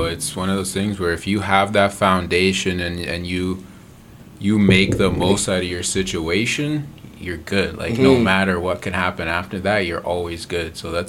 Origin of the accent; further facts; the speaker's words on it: Mississauga, Ontario, Canada; I'm from Mississauga, but which is right down the street from Brampton.